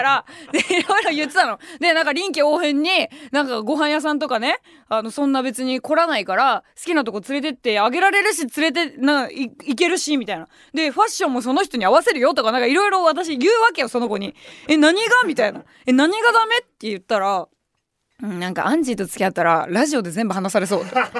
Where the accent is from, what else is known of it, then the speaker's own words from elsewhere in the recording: Kanto, Japan; 関東から来た年下